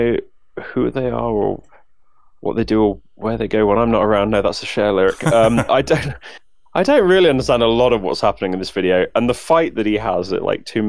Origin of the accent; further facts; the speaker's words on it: United Kingdom; accent: crisp British; I'm British.